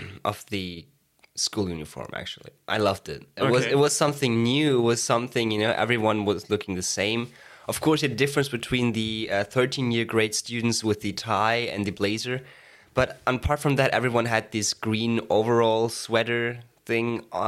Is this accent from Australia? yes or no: no; Hamburg, Germany; now in Jena, Germany; Yeah, so basically I'm from Hamburg in Germany. That's where I basically finished school.